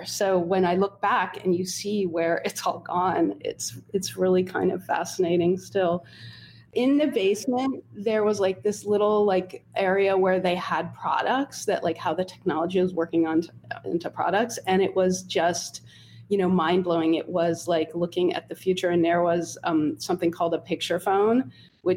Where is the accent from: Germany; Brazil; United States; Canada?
United States; Holmdel, New Jersey; I grew up in Homedale, New Jersey, which is it's a suburban town about 45 minutes outside of New York City